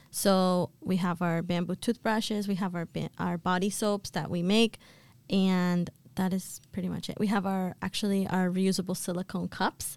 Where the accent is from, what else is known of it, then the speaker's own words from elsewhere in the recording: Boston, Massachusetts, United States; also born or lived in Colombia; I was born in Colombia, but I've been raised and have lived in Boston my entire life.